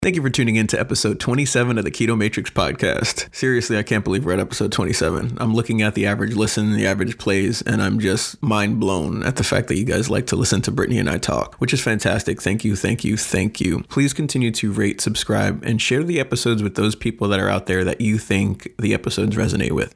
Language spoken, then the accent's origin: English; Long Island, Suffolk County, New York, United States; moved away; I'm originally from New York